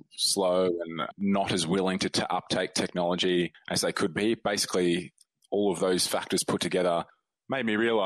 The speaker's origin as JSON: {"language": "English", "country": "Australia", "said": "I'm an Australian doctor"}